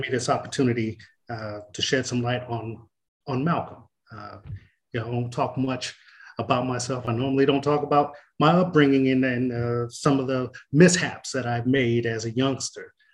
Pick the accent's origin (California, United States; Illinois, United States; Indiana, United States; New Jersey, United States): California, United States; Oceanside; also born or lived in Marshall, Texas; I grew up on Boyner Street in Oceanside on the east side